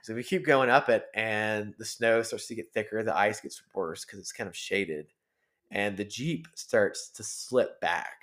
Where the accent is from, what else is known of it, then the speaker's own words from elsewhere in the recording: Georgia, United States; moved away as an adult; now in Colorado, United States; we're from Georgia